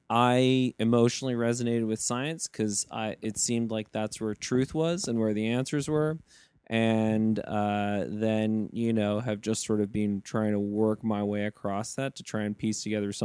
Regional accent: Saudi Arabia; born there; You know, I was born in Saudi, and then, you know, just moved around the world a lot.

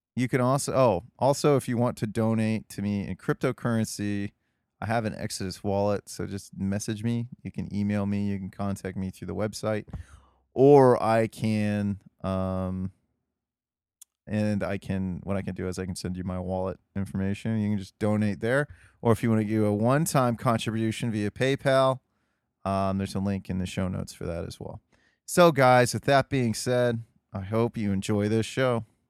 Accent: Ohio, United States; I'm from Ohio, too

